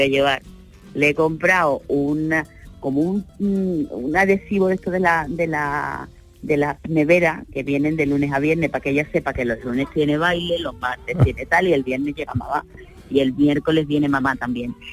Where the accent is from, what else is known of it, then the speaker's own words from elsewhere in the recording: Sanlúcar de Barrameda, Andalusia, Spain; also born or lived in Málaga; hay mucha gente que cree que soy de Málaga y no de San Lucas de Barrameda